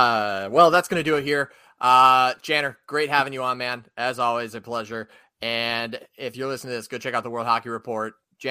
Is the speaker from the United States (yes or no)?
yes; Minnesota, United States; I told somebody I was from Minnesota